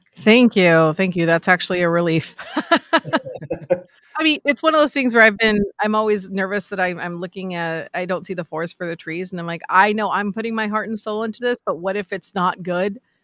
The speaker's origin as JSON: {"language": "English", "town": "Los Angeles", "region": "California", "country": "United States", "tie": "born or raised there", "also_born_or_lived": "Chicago", "said": "I grew up in Los Angeles"}